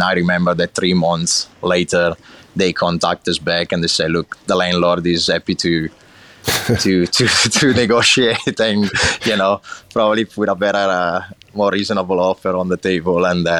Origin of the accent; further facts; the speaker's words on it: Lombardy, Italy; English is a second language; So I grew up in a little town in the province of Brescia, in the north of Italy, so basically right in the middle of the north, in between Milan and Venice.